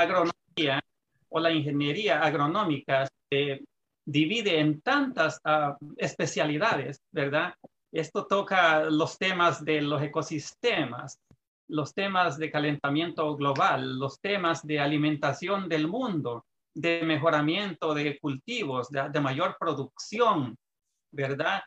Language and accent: Spanish; Santa Ana, El Salvador; moved away as an adult; now in California, United States; yo soy salvadoreño, ah, nací en un departamento que se llama Santa Ana, este, ah, por haber nacido en el campo, estuve siempre en contacto con la agricultura